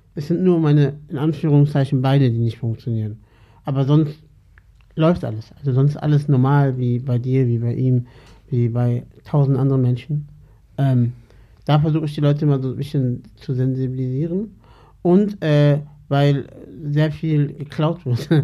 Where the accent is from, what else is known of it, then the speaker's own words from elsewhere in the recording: Salzgitter, Lower Saxony, Germany; ich komme aus der Gitter